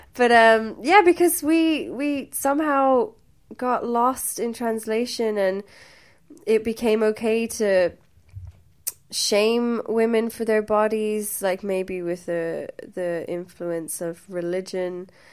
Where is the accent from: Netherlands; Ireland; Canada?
Ireland; Limerick, Munster; also born or lived in Wembley, London, United Kingdom; I am from Limerick